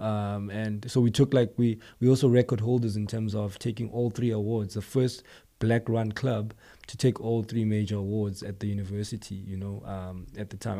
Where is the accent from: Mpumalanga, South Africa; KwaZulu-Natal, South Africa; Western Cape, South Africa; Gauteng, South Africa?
Gauteng, South Africa; East Rand township; I'm a township boy. You know, I'm from Guatemala, um, eh, it's a township, um, in the East Rand, Far East Rand